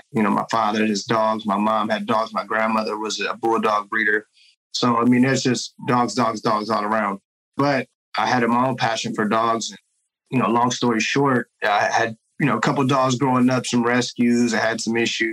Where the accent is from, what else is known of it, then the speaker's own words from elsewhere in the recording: Oakland, California, United States; also born or lived in Washington State / San Jose; I grew up here in Oakland, California